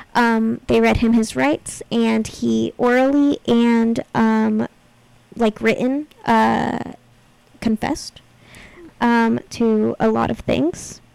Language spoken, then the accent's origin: English; Texas, United States; also born or lived in Kentucky; I guess I did grow up in Texas, but I was born in Kentucky